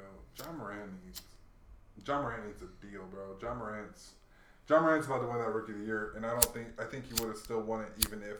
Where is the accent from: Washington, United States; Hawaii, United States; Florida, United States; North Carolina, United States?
Hawaii, United States; moved away; also born or lived in Chicago, Illinois; So I was born in Chicago, but I grew up in Hawaii.